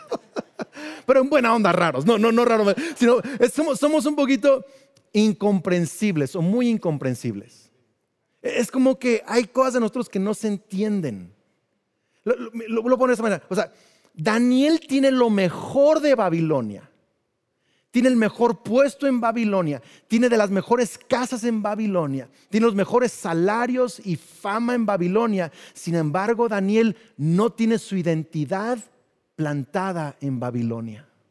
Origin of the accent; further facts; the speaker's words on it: Mexico; crecimos en México